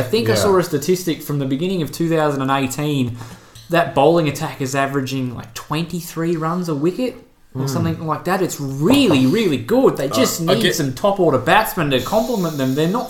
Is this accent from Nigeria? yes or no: no; Australia; Yeah, he's tormented our dreams as Australian cricket fans for so long.